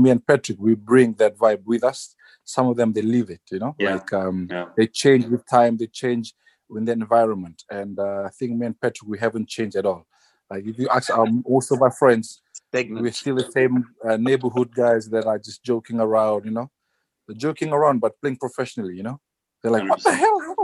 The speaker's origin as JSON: {"language": "English", "town": "Suva", "region": "Central Division", "country": "Fiji", "tie": "born or raised there", "moved": "as an adult", "lives_now": "Worcester, United Kingdom", "said": "I like to say where I was brought up, you know, like I'm proud of like being raised up in Suva"}